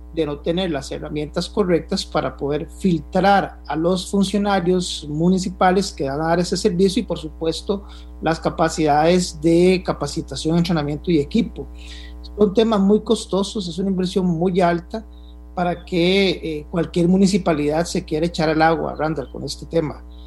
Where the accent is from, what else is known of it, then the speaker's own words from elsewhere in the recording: Costa Rica; como buen tico